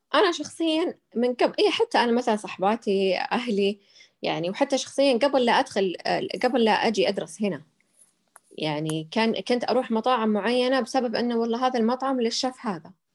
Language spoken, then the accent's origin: Arabic; Saudi Arabia; عندنا بالسعوديه